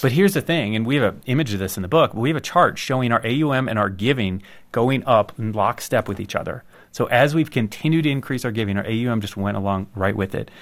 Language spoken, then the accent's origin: English; United States; I'm an American